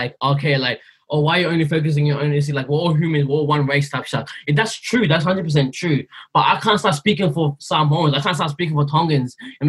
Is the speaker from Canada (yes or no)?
no; Myanmar; I'm from Burma. Where's that? People don't know where we're from, bro. Like, oh, it's in Southeast Asia.